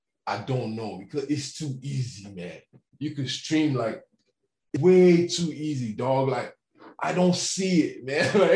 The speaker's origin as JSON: {"language": "English", "country": "Nigeria", "tie": "born or raised there", "moved": "as an adult", "said": "Nigeria, man. I literally spent the first 17 years of my life there"}